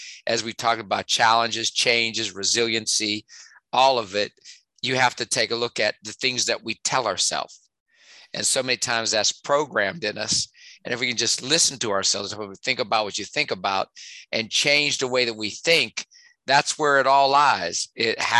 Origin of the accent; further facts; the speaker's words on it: West Virginia, United States; accent: West Virginia twang; moved away as an adult; also born or lived in Pittsburgh; my twang that you hear from West Virginia.